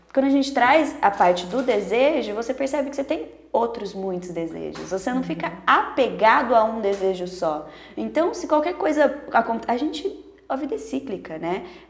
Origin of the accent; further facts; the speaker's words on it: Sorocaba, São Paulo, Brazil; a gente é daqui de Sorocaba